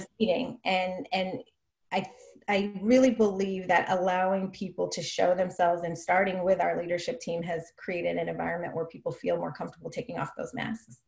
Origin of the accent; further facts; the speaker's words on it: Oakland, California, United States; I grew up in Oakland